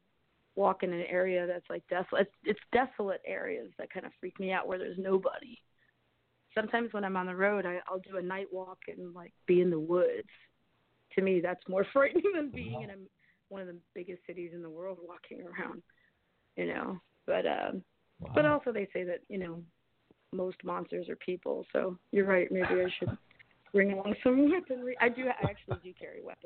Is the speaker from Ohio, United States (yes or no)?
no; Columbia, Maryland, United States; I grew up in Columbia, Maryland, which is like between Baltimore and D.C.